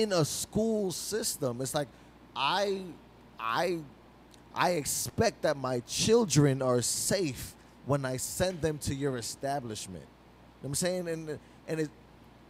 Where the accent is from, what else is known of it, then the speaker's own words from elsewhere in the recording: New York City, New York, United States; we grew up in New York City fucking public school system